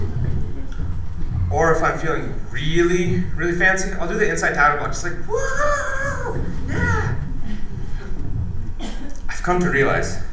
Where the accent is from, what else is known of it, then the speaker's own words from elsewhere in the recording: United States; as an Indian being raised in America